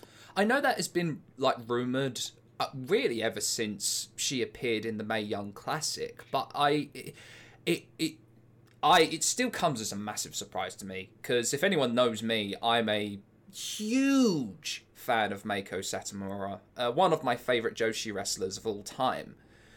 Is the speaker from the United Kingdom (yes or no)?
yes; United Kingdom; As a British wrestling fan